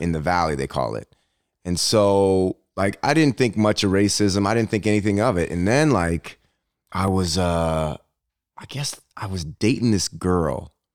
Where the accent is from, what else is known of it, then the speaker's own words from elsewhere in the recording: Berkeley, California, United States; moved away as an adult; also born or lived in Michigan; I grew up in Berkeley, California